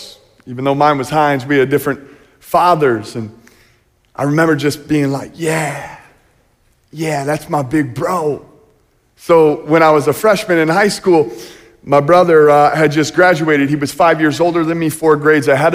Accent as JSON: {"language": "English", "area": "just south of Chicago", "region": "Illinois", "country": "United States", "tie": "born or raised there", "moved": "yes", "lives_now": "Coopersville, United States", "said": "I grew up just south Chicago, about 45 minutes south."}